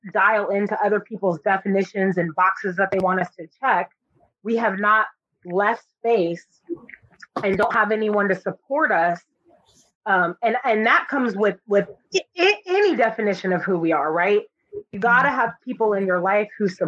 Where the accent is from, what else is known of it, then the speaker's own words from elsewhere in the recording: Florida, United States; I'm from Florida